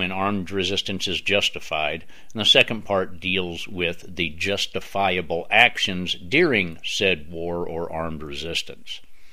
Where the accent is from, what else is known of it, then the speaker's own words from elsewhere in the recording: United States; I am an American, a patriot, and an activist